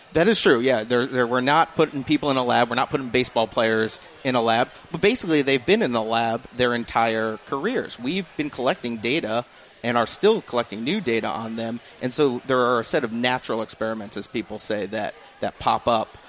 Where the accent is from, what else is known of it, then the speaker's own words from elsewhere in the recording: Rhode Island, United States; moved away; I grew up in Rhode Island, which is Red Sox territory